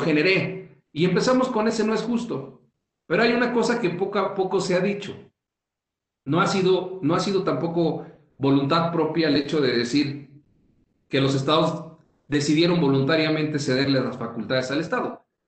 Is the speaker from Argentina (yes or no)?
no; Mexico; somos muchos los mexicanos